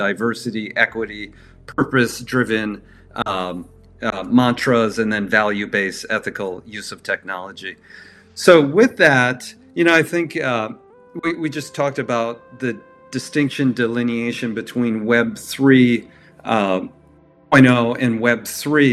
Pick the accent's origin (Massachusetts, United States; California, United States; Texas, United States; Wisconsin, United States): Wisconsin, United States; Milwaukee; I grew up in Milwaukee, Wisconsin